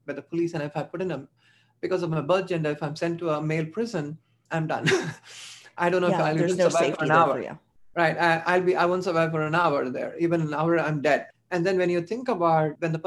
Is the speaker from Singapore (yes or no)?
no; India; moved away; I was born in India. I suffered a lot in India